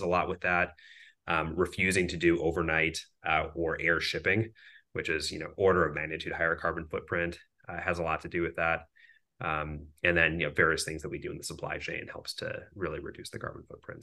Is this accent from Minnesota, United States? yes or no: yes; Minneapolis, Minnesota, United States; So I grew up in Minneapolis, Minnesota